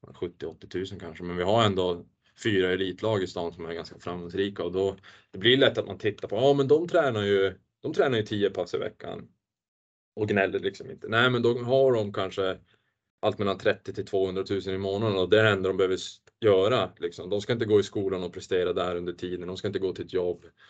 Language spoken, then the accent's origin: Swedish; Luleå, Norrbotten County, Sweden; born or raised there